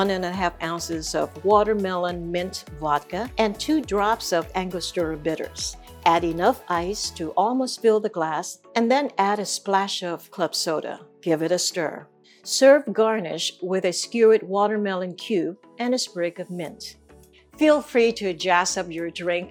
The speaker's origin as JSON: {"language": "English", "country": "Vietnam", "tie": "born or raised there", "moved": "yes", "lives_now": "Sacramento, United States", "said": "Growing up in Vietnam, there was always a street food vendor in our neighborhood"}